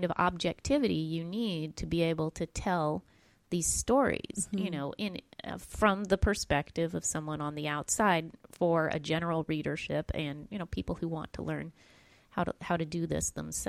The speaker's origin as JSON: {"language": "English", "town": "Tulsa", "region": "Oklahoma", "country": "United States", "tie": "born or raised there", "said": "I was just speaking in my hometown of Tulsa, Oklahoma"}